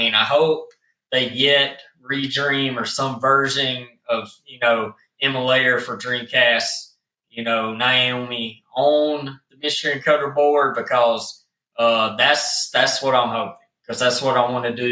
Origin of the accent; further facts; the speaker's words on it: the South, United States; accent: country; I'm from the South. I have a country accent